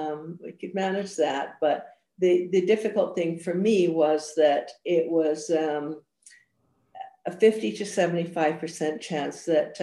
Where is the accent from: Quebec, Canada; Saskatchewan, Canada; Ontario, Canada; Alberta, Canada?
Alberta, Canada; Edmonton; also born or lived in Scotland; Well, I was born in Scotland. And came to Edmonton as a child and absolutely hated it, was terribly, terribly homesick, and mostly because my family was all back in Scotland